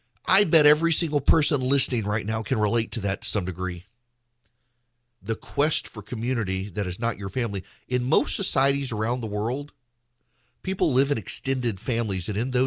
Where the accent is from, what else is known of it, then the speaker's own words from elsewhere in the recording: Dallas, Texas, United States; My dad was from Nebraska. My mom was from the Philippines. I grew up in Dallas.